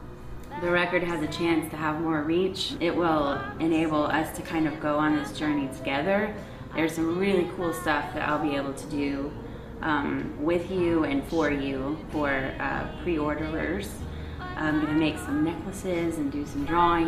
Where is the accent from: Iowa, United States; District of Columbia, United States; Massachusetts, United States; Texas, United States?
Texas, United States; New Braunfels; I grew up in New Braunfels, Texas